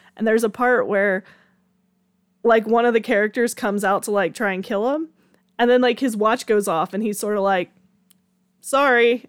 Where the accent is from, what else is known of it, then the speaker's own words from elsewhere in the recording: Georgia, United States; I'm from Georgia and I live in the country